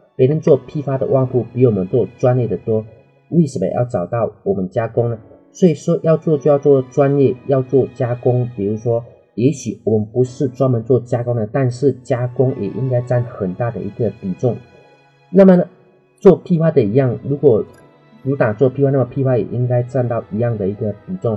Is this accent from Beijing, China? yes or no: no; Dehua, Fujian, China; moved away; 在我老家德化一次陶瓷的产业带， 老家有很多人都是在卖陶瓷的